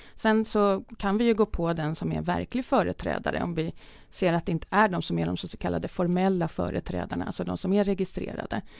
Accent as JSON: {"language": "Swedish", "town": "Södertälje", "region": "Stockholm County", "country": "Sweden", "tie": "born or raised there", "said": "Jag är uppväxt i Södertälje"}